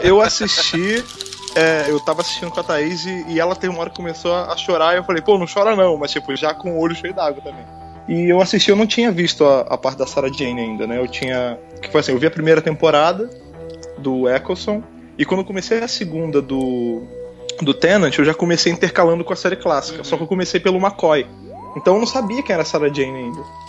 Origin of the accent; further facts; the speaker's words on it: Rio de Janeiro, Brazil; moved away as an adult; now in São Paulo, Brazil; como sou de lá, né, do Rio